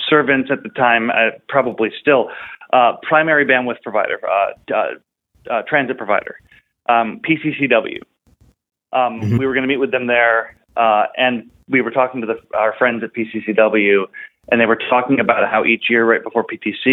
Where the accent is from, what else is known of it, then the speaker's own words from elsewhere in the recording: Buffalo, New York, United States; I grew up in Western New York, near Buffalo, New York